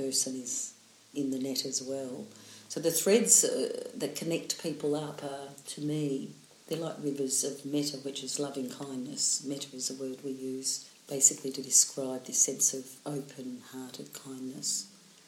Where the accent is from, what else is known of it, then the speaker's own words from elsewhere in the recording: Melbourne, Victoria, Australia; also born or lived in Emerald, Victoria; in Melbourne, because it's my hometown